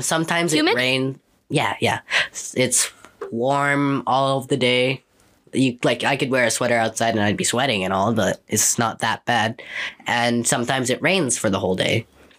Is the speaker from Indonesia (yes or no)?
yes; Jakarta, Indonesia; moved away; I want to live in Jakarta, Indonesia, where I'm from, where I was before here, because that's just mostly where I am, what I'm used to.